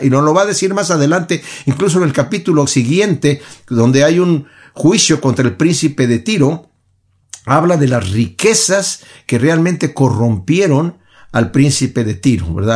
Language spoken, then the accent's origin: Spanish; Mexico; yo soy de México y en México veía a las personas golpeándose